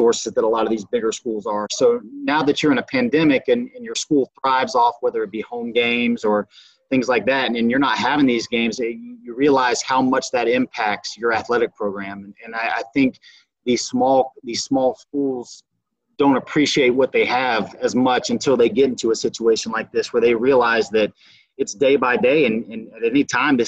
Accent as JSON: {"language": "English", "town": "Belle Glade", "region": "Florida", "country": "United States", "tie": "born or raised there", "also_born_or_lived": "Eureka, Illinois", "said": "went back home. I'm originally from Belgrade, Florida. Played my high school at Glazedale"}